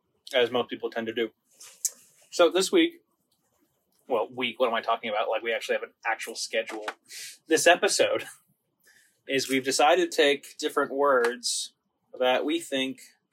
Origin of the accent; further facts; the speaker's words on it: Florida, United States; also born or lived in Kansas / Nebraska / Guam; I was born around Nebraska. Well, technically Kansas, but moved pretty early on to Nebraska. Lived there for 7 years, moved to Guam for 2 years, then Florida. Was in Florida for all of middle school and high school.